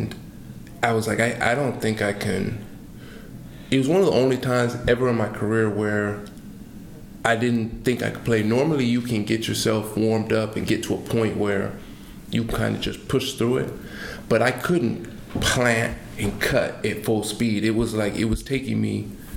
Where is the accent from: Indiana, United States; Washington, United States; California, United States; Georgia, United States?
Washington, United States; Seattle; I'm from Seattle